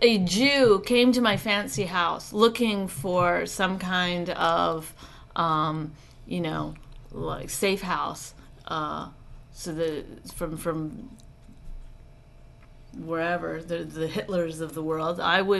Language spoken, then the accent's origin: English; Canada; because I'm Canadian and I had to do okay.